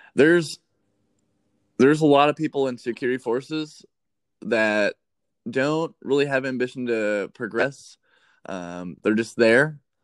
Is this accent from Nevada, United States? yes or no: yes; Las Vegas, Nevada, United States; born or raised there; moved away as an adult